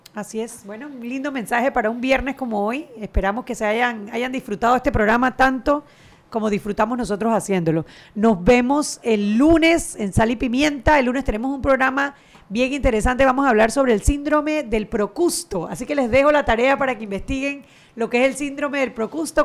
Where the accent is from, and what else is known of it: Panama